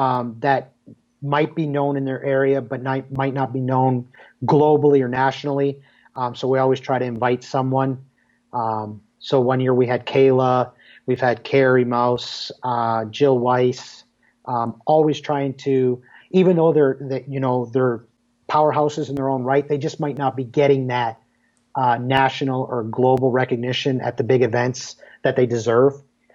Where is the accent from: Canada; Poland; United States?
Canada; Yeah, for everybody that knows me, obviously I'm Canadian.